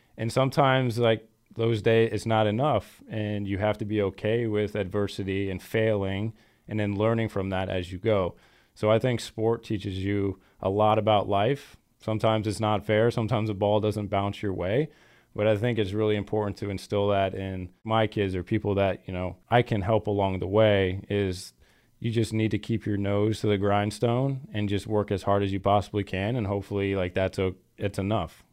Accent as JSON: {"language": "English", "region": "Florida", "country": "United States", "moved": "yes", "lives_now": "Green Bay, United States", "said": "I'm from Florida and it's a little standoffish."}